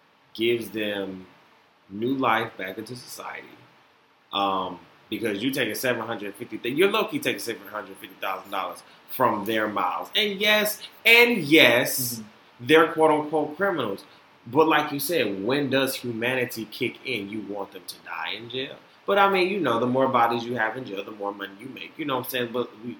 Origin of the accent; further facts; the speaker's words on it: Florida, United States; born there; I was born from y'all, you know what I'm saying? I was born in Florida.